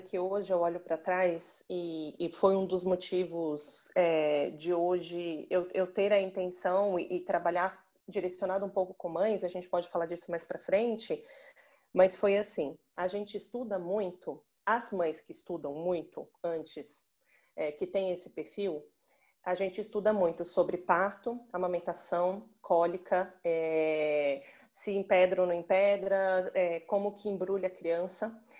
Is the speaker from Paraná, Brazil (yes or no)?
no; Belo Horizonte, Minas Gerais, Brazil; now in São Paulo, Brazil; Eu falo de São Paulo, mas eu sou natural de Belo Horizonte